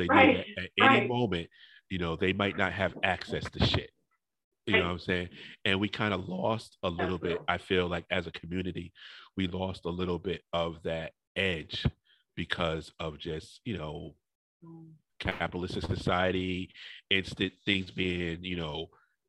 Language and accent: English; New Haven, Connecticut, United States; moved away; I grew up in New Haven